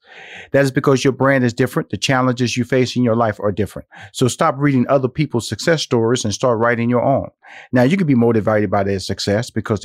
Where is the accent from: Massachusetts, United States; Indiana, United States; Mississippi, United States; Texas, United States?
Texas, United States; Houston; now in Atlanta, United States; I'm a Texas boy, so I was born and raised in Houston. So I want to get back to Texas.